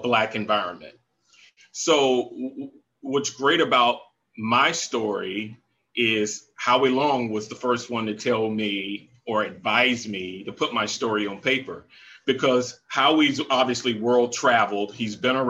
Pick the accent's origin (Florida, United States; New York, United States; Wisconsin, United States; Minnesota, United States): Florida, United States; Jacksonville; I grew up in Jacksonville, Florida.